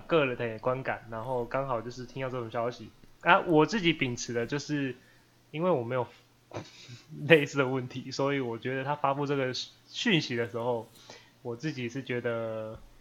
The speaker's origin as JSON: {"language": "Chinese", "country": "Taiwan", "said": "我生活在台湾，然后我身为一个台湾人，我蛮骄傲的"}